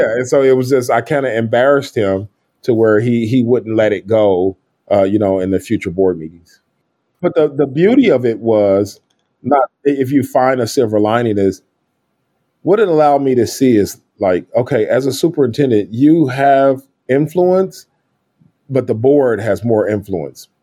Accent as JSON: {"language": "English", "town": "Kansas City", "region": "Missouri", "country": "United States", "tie": "born or raised there", "said": "I grew up in Kansas City, Missouri."}